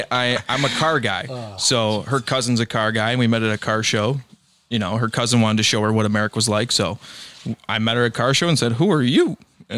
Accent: United States; I'm American.

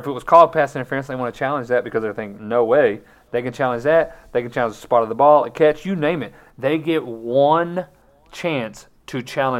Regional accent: Colorado, United States; Yeah, I was thanks for going to my home state team and just stinking it up completely.

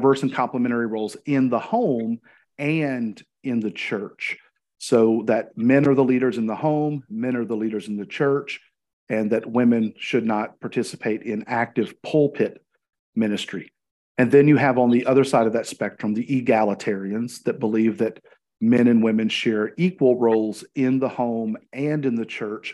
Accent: Arkansas, United States; I'm from Arkansas, live in the city of Cabot

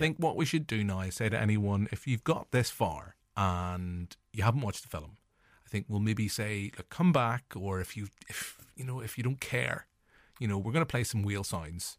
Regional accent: Northern Irish, Northern Ireland, United Kingdom; as Northern Irish forty-year-old male

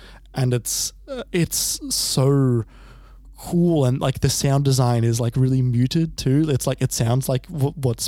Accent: Australia; we're both Australian

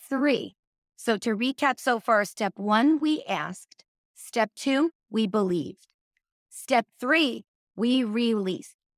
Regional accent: New York, United States; I'm from New York

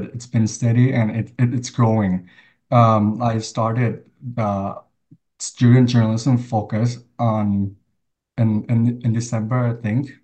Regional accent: Thailand; now in United States; I was from Thailand. I grew up in Thailand

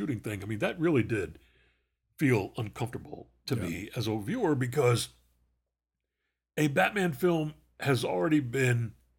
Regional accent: North West England, United Kingdom; I grew up in the Eden Valley in the north of England, quite literally the opposite end of the country from the farm in the film.

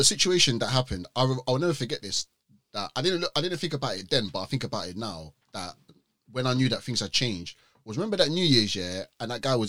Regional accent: London, United Kingdom; I'm from North London

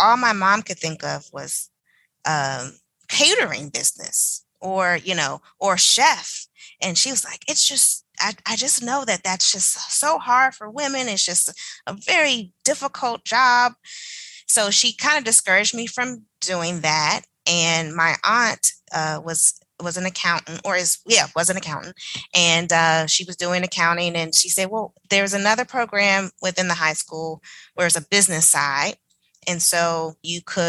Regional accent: Maryland, United States; I was born in Maryland

